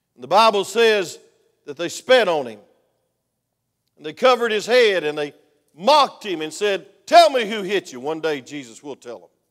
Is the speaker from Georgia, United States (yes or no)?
yes; Georgia, United States; I'm from Georgia